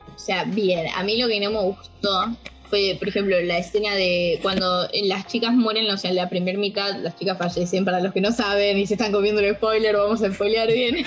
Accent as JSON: {"language": "Spanish", "region": "Buenos Aires", "country": "Argentina", "said": "soy de Argentina, como bien dijo nuestro compañero Javi, soy de Argentina, de Buenos Aires"}